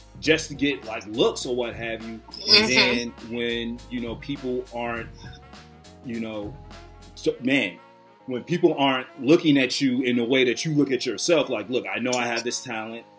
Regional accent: Chicago, Illinois, United States; everybody knows I'm from Chicago

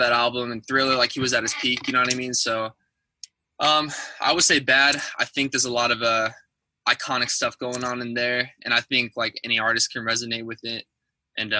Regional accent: Orange County, California, United States; I'm originally from Orange County, California

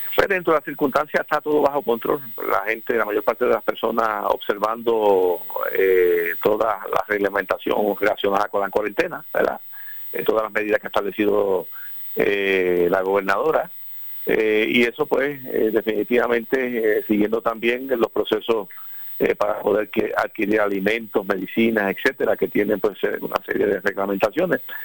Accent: Puerto Rico; somos el pueblo puertorriqueño

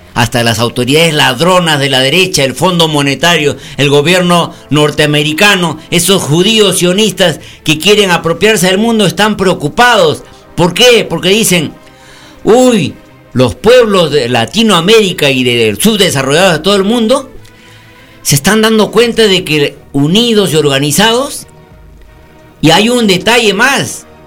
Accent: Peru

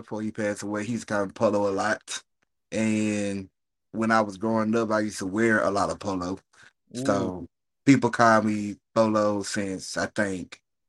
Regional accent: Jackson, Mississippi, United States; I'm from Jackson, Mississippi, the capital of Mississippi, 601.

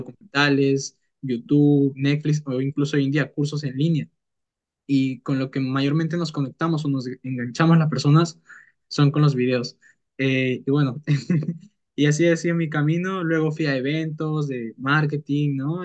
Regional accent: Peru; mi país, eh, que es Perú

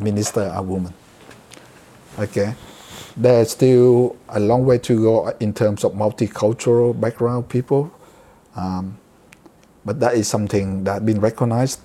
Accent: Vietnam; moved away as an adult; now in Australia; I came from Vietnam. I grew up when in my teen years under communism.

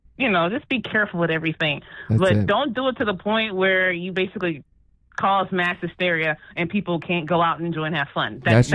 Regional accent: South Texas, United States; from where I'm from, like 2 weeks from tomorrow, we're supposed to be having like this big event. Basically, the South Texas State Fair

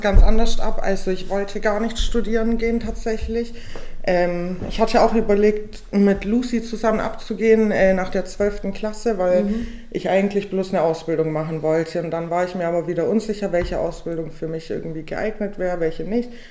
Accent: Weißenhorn, Bavaria, Germany; also born or lived in Augsburg; now in Ulm, Germany; Ich bin gebürtige Weißenhornerin. Ich komme aus der schönen Fuggerstadt in Weißenhorn. ja, und da bin ich geboren und aufgewachsen.

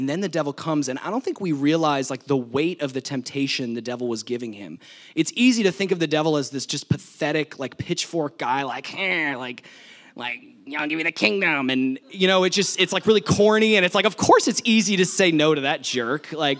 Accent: New Jersey, United States; this was at my parents' house when I was growing up in New Jersey. They have some land, and we're in the woods, kind of, and we had a couple horses

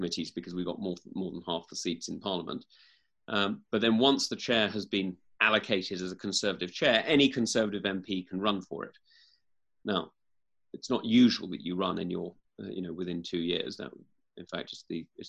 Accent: East Kent, South East England, United Kingdom; I'm actually from East Kent rather than West Kent

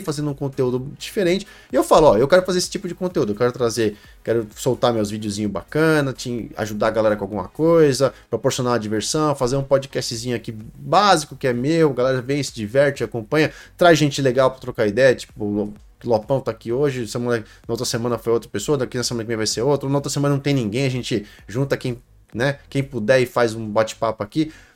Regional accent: Brazil; sou brasileiro, cresci no Brasil, a vida inteira no Brasil

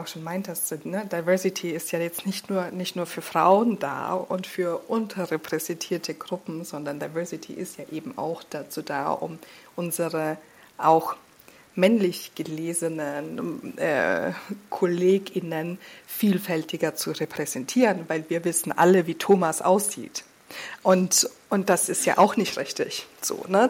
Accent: Austria; moved away as an adult; also born or lived in Slovenia; now in Hamburg, Germany; ich wurde in Österreich äh, total christlich sozialisiert

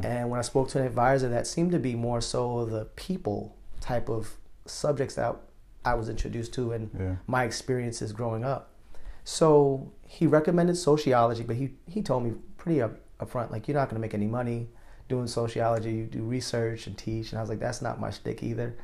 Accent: New York, United States; moved away as an adult; also born or lived in Chicago; growing up in New York

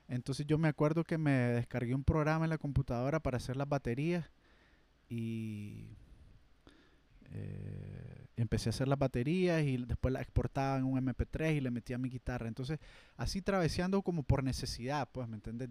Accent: Matagalpa, Nicaragua; moved away as an adult; now in Managua, Nicaragua; yo soy de Matagalpa

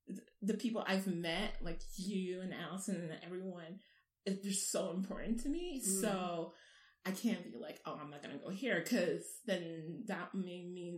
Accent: Ghana; also born or lived in Japan / Dubai, United Arab Emirates; now in United States; moving to the States, I had lived in 4 countries. So we started, my family's from Ghana originally, and I was born in Japan. And we lived there till I was 5, then moved to the UAE, living in Dubai for another 5 years. Then we moved to Ghana.

